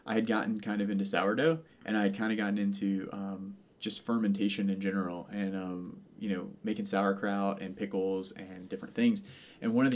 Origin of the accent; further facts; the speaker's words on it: Savannah, Georgia, United States; I'm from Savannah and by the coast